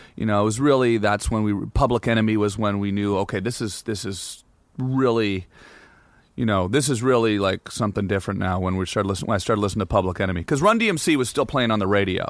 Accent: Canada; I'm Canadian

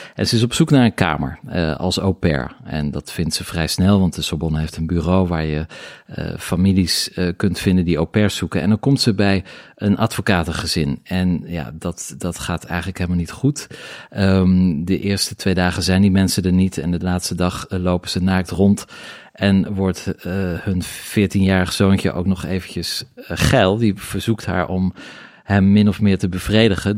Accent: Middelburg, Zeeland, Netherlands; moved away; also born or lived in Paris; ik kom uit Middelburg

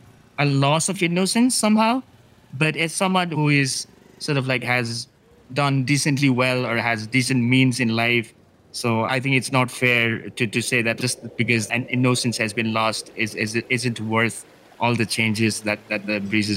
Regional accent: Nepal; Actually not, because the world for you was these bounds, that little valley that was a world enough in itself.

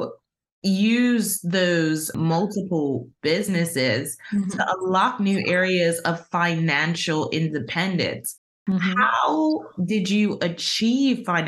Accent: Bermuda; also born or lived in United Kingdom; I'm from the island of Bermuda

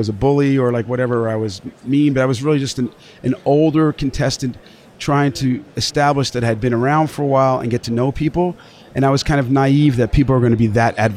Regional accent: the Hamptons, New York, United States; moved away; also born or lived in Dallas; growing up in the Hamptons in the water

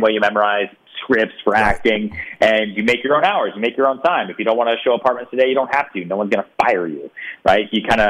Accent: Houston, Texas, United States; born there; I was born in Houston, Texas.

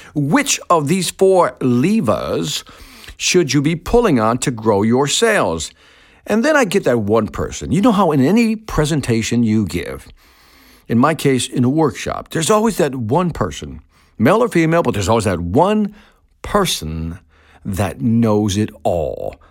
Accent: Chicago, Illinois, United States; also born or lived in Puerto Rico; I was born in Chicago

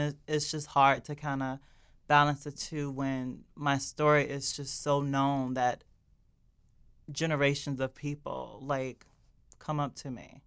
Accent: Maryland, United States; I come from Maryland, an all-Black area

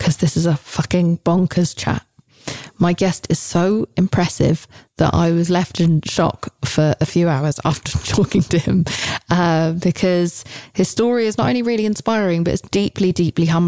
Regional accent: United Kingdom; as a Brit

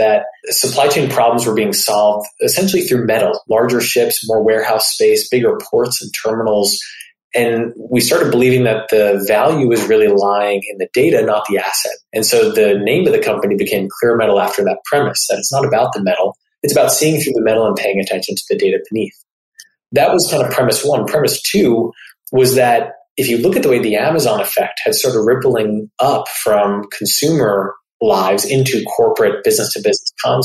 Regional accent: North New Jersey, United States; moved away; also born or lived in Michigan / Stanford, California; I grew up in North New Jersey, went to undergrad at the University of Michigan

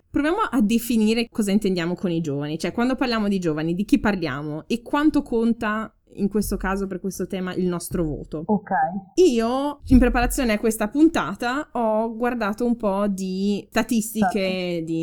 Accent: Corato, Apulia, Italy; moved away as an adult; now in Forlì, Italy; io sono pugliese, per la precisione da eh, Corato in provincia di Bari.

